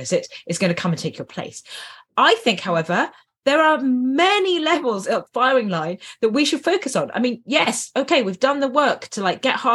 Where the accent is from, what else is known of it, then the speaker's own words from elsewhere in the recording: United Kingdom; I'm British